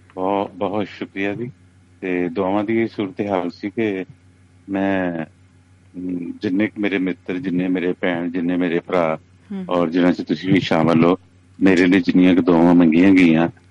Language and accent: Punjabi; Sukho Chak, Punjab, Pakistan; first language Punjabi; ਸੁਖੋ ਚੱਕ ਜਿਹੜਾ ਮੇਰਾ ਪਿੰਡ ਹੈ